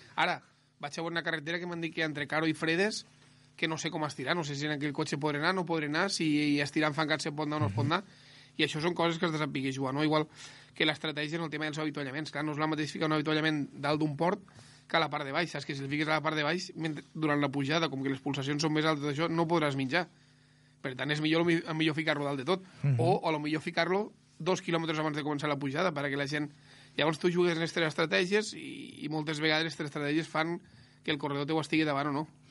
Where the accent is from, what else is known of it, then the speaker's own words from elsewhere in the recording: Ebro Delta, Catalonia, Spain; jo sóc del Delta de l'Ebre